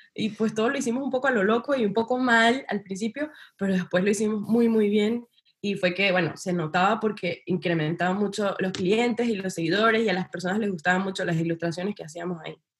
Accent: Venezuela; yo soy de Venezuela

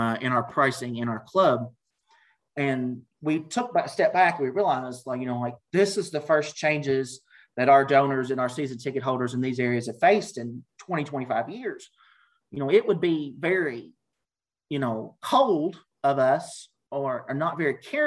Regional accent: Kentucky, United States; Bronco chocolates from Kentucky, from my hometown

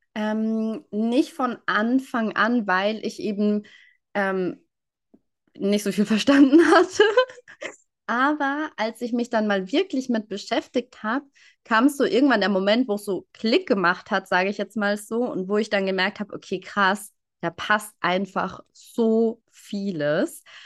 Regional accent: near Würzburg, Bavaria, Germany; Ich komme aus der Nähe oder aus einem kleinen Ort in der Nähe von Würzburg

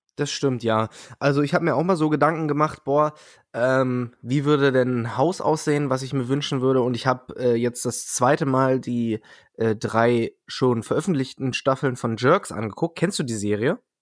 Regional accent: Peine, Lower Saxony, Germany; Peine, wo ich herkomme

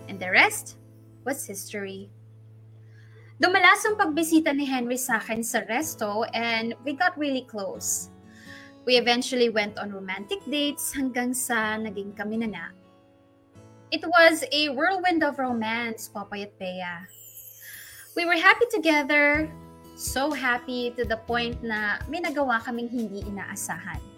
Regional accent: Central Luzon, Philippines; now in Las Piñas, Philippines; I'm originally from Bulacan, pero right now, based ako dito sa Las Piñas.

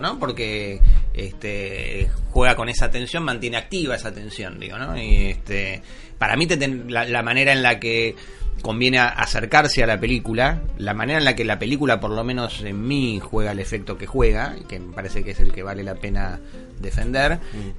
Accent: Argentina; lo que somos los argentinos

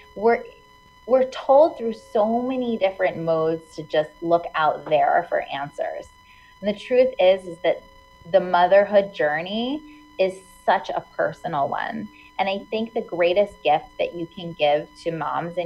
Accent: Hudson Valley, New York, United States; now in New York City, United States; I grew up in the Hudson Valley, which is about an hour and a half north of New York City

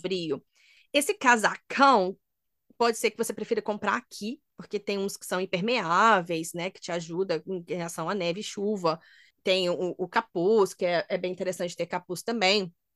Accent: Minas Gerais, Brazil; moved away; eu sou de Minas

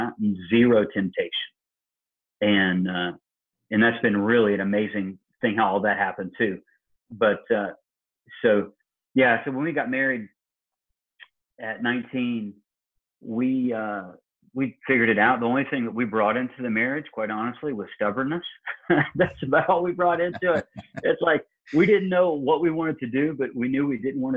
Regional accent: Illinois, United States; now in Georgia, United States; I live in Georgia and he comes from my hometown in Illinois

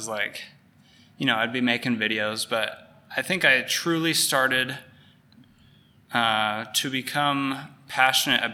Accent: Fort Collins, Colorado, United States; in Colorado in my hometown in Fort Collins.

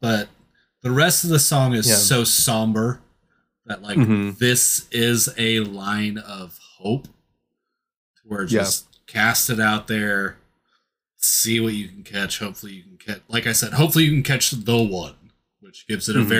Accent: United States; as an American

